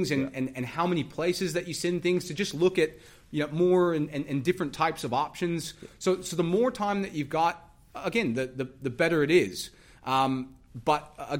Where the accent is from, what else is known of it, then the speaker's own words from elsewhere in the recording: United States; I'm from the United States